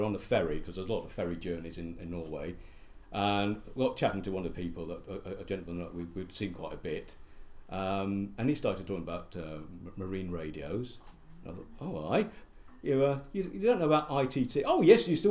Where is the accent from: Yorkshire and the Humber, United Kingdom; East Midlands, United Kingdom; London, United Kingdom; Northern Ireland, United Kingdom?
London, United Kingdom; Croydon; moved away; also born or lived in Welwyn Garden City / Harlow; we moved to Sanderstead, which is a suburb of the London Borough of Croydon. Nice part of Croydon. Used to be in Surrey, but now part of London. And that's where I really grew up